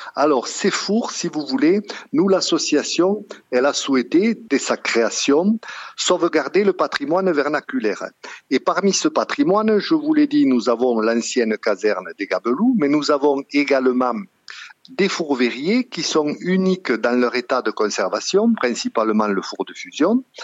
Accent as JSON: {"language": "French", "town": "Sougraigne", "region": "Occitania", "country": "France", "moved": "as an adult", "said": "je suis originaire de Sougraigne et j'y suis revenu à la retraite"}